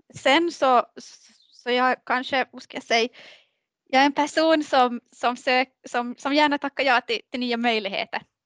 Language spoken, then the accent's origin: Swedish; Maxmo, Ostrobothnia, Finland; now in Kvevlax, Finland; jag är uppvuxen i, i, i Maxmo, Maxmo skärgård